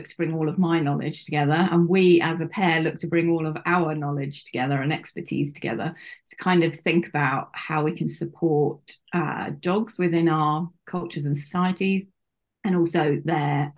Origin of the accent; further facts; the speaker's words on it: United Kingdom; As you may be able to guess from my accent, I am from the UK and currently living in the UK